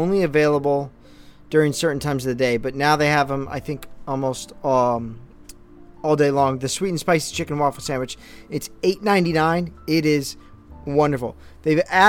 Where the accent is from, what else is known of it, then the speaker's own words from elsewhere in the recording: California, United States; now in New Jersey, United States; I'm from California